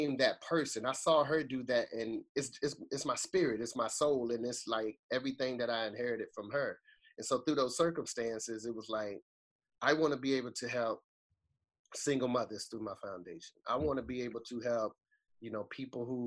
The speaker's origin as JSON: {"language": "English", "town": "Boston", "region": "Massachusetts", "country": "United States", "tie": "born or raised there", "said": "I grew up, I'm from Boston, Massachusetts, right? So I'm from a place called Orchard Park"}